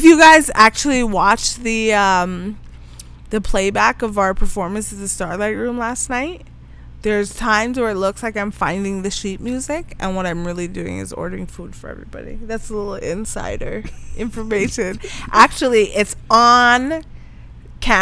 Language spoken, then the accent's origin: English; Guyana; now in Canada; I was born in Guyana